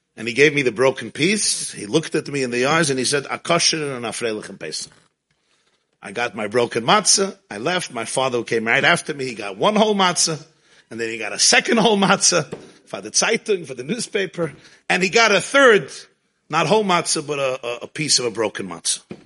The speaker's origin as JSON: {"language": "English", "town": "New York City", "region": "New York", "country": "United States", "tie": "born or raised there", "said": "I grew up in Crown Heights"}